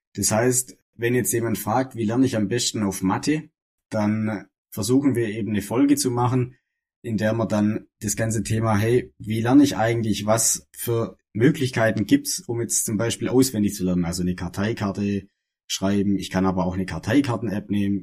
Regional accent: das Ländle, Baden-Württemberg, Germany; wir sind beide aus dem Ländle, also aus dem Süden Deutschlands, aus dem, aus dem wahren Süden Deutschlands

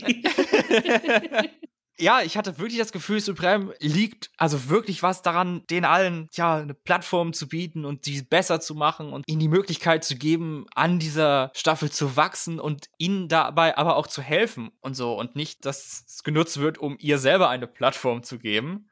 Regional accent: Germany; bei uns in Deutschland

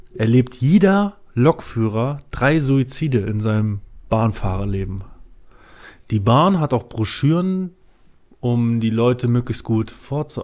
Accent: Düsseldorf, North Rhine-Westphalia, Germany; ich komme aus Düsseldorf. Ich komme aus Düsseldorf

